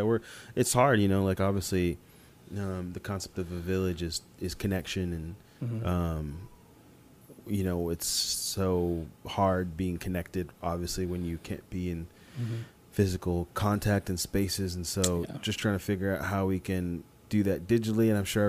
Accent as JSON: {"language": "English", "town": "Columbia", "region": "Missouri", "country": "United States", "tie": "born or raised there", "said": "Well, I'm originally from Columbia, Missouri, and my parents are from Nigeria, so. My mom was 8 months pregnant with me when she moved to Missouri from Nigeria."}